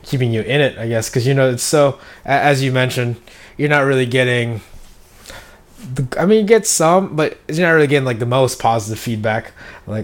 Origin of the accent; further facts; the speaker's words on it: Philippines; I'm from the Philippines